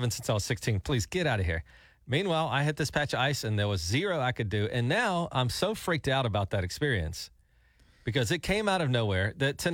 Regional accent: Gulf Coast, United States; now in Oklahoma, United States; I grew up on the Gulf Coast

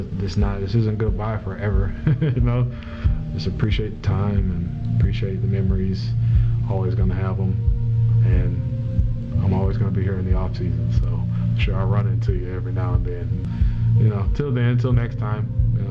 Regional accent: Florida, United States; moved away as an adult; now in Pittsburgh, United States; I'm from Florida, and I live here now.

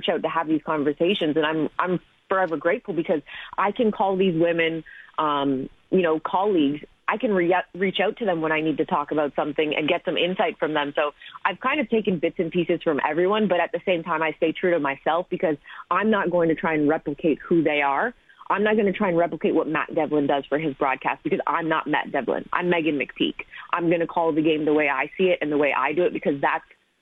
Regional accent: Canada; moved away; Growing up in Canada, there weren't women who looked like me

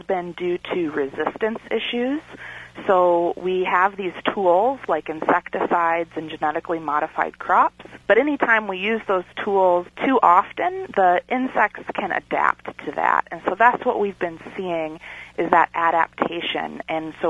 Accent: Kentucky, United States; moved away as an adult; also born or lived in Minnesota; now in North Platte, United States; I'm originally from Kentucky

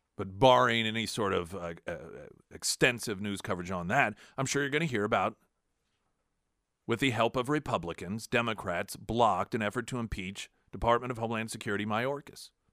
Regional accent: United States; also born or lived in Springfield; as an American

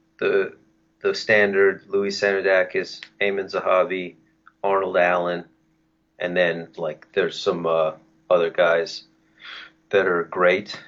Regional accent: Canada; as a Canadian

